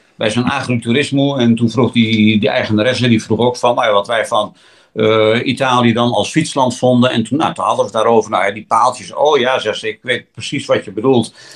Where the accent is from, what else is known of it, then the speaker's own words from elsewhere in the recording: Netherlands; we komen uit Nederland